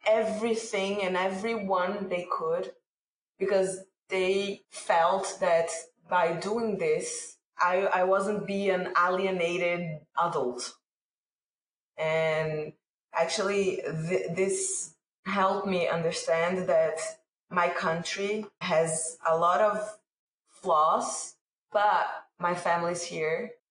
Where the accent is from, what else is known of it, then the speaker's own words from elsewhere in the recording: Brazil; also born or lived in England; So I was born in England, and then, but I don't remember anything. I don't even have a passport because over there is bloodline and my parents are Brazilian. So I am full Brazilian, 100%. I stayed there until I was 3, then came back to Brazil.